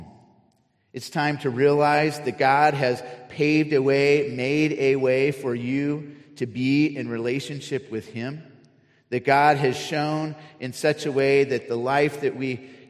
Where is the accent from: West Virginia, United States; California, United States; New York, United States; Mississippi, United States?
California, United States; Cupertino; also born or lived in San Diego; I grew up in Cupertino near San Jose